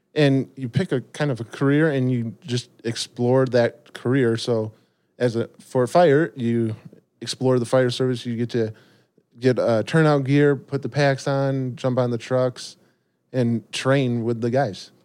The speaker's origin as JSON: {"language": "English", "town": "Rockford", "region": "Illinois", "country": "United States", "tie": "born or raised there", "said": "born and raised in Rockford, Illinois"}